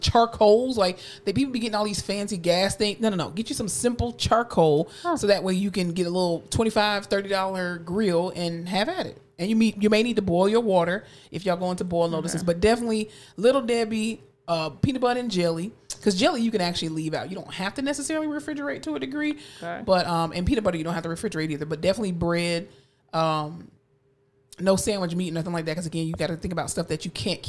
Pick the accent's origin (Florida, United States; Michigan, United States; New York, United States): Florida, United States; I mean, I'm from Florida, and I've experienced enough hurricanes to know.